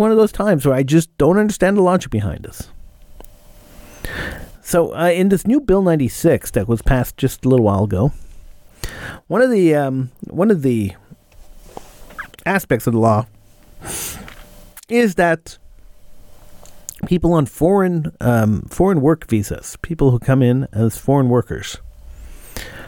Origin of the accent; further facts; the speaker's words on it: Canada; I was born in Canada